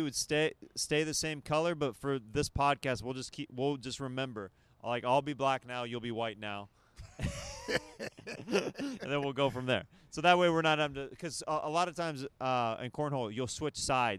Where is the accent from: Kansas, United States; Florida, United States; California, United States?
Kansas, United States; moved away as an adult; now in Los Angeles, United States; I'm from Kansas